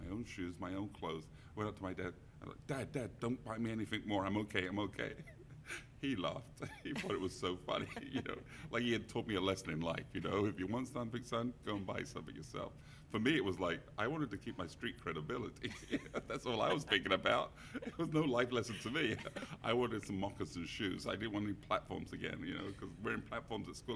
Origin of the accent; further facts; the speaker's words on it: London, United Kingdom; now in San Francisco, United States; I grew up in around Wembley, where the big soccer stadium is